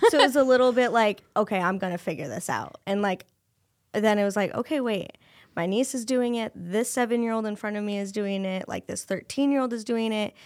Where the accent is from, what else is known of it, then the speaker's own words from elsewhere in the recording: Cedar Rapids, Iowa, United States; I was born and raised in Cedar Rapids, Iowa